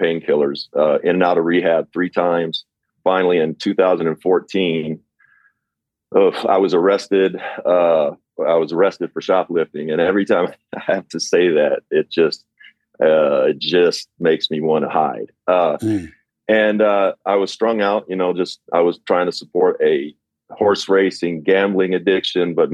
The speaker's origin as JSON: {"language": "English", "region": "Kentucky", "country": "United States", "tie": "born or raised there", "moved": "as an adult", "said": "growing up in Kentucky, I started becoming famous at about age 15 just for playing basketball"}